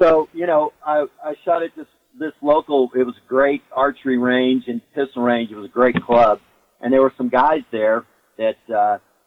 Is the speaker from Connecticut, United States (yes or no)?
no; Arkansas, United States; now in Missouri, United States; I grew up in Arkansas, and as a kid, you know, we hunted all kinds of small game since the time I was six years old.